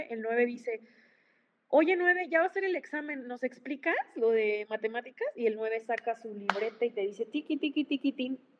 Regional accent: Chihuahua, Mexico; now in Michoacán, Mexico; yo crecí, mira, yo soy eh, chihuahuense, yo, yo, bueno, vivo en Michoacán, soy, una mezcla entre Chihuahua y Michoacán.

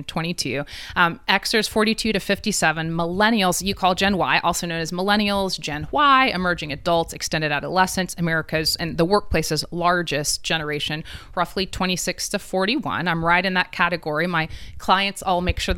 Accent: East Tennessee, United States; now in Middle Tennessee, United States; I'm from East Tennessee, right? And the experience I had growing up there is different than even living in Middle Tennessee now.

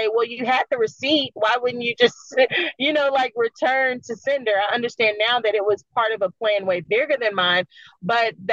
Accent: Jersey City, New Jersey, United States; I was born in Jersey City in the mid to late 80s.

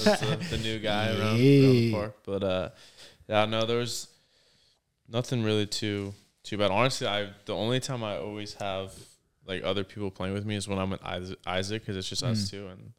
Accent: San Jose, California, United States; moved away; that's like my hometown.

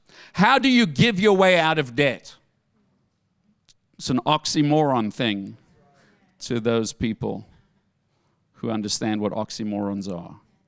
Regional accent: South Africa; moved away; I came from South Africa with a bag of clothing and $22 in my pocket. That's all I came with.

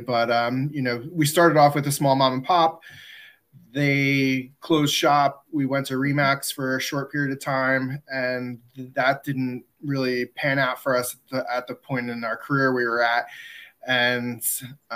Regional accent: New Jersey, United States; also born or lived in Neptune, New Jersey; I am from New Jersey. I live in Neptune, New Jersey, where it's right next to Asbury Park

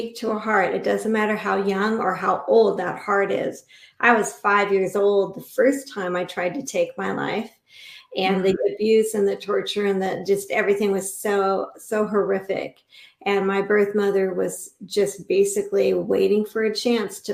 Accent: Inglewood, California, United States; now in Central Oregon, United States; My original home was Inglewood, California, home of the original Lakers

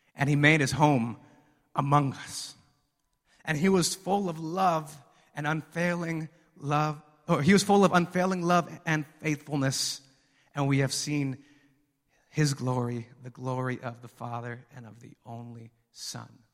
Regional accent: Mexico; moved away; We're from Mexico

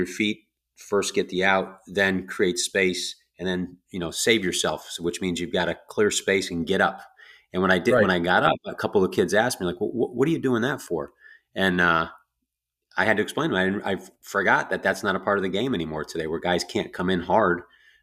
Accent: Northeast, United States; now in the South, United States; I grew up in the Northeast, but I now live in the South

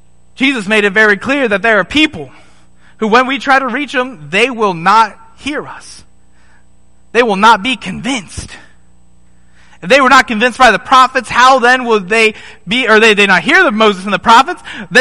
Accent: Nairobi, Kenya; also born or lived in South Africa; This is Nairobi, Kenya. Right? I was born in South Africa. I quickly moved to Nairobi. This is in Nairobi in 1998. This is my first memory, folks.

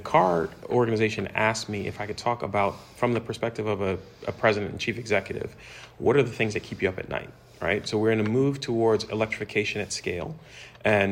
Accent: West Coast, United States; I'm from the West Coast

